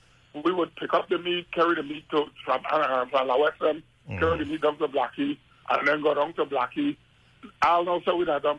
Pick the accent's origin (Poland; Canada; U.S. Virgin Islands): U.S. Virgin Islands; Frederiksted, St. Croix; I come from Fredrickson, I come from Grove.